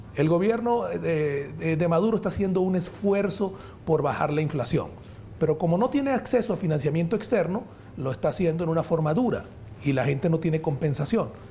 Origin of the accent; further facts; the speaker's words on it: Venezuela; somos venezolanos